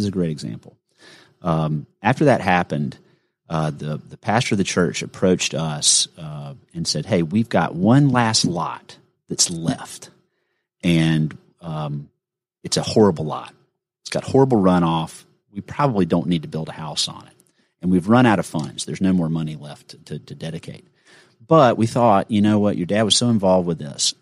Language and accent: English; Gainesville, Georgia, United States; I grew up in Gainesville, Georgia